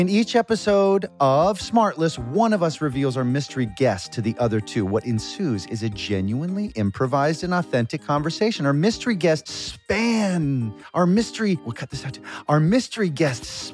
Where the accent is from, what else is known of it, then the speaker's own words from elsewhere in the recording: St. Louis, Missouri, United States; my hometown of St. Louis